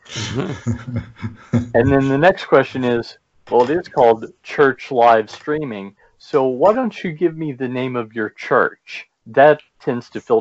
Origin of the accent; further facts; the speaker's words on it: Louisville, Kentucky, United States; The largest city in Kentucky is Louisville, which is where I'm from. That's why I pronounce it that way